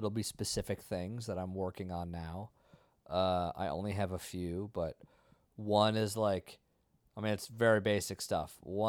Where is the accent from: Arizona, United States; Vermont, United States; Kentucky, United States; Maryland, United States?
Vermont, United States; I grew up in nature. Yeah. I'm from Vermont.